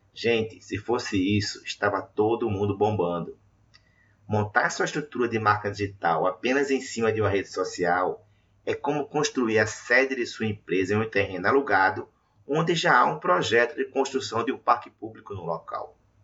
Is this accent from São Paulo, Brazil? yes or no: no; Recife, Pernambuco, Brazil; atuando da minha cidade natal, Recife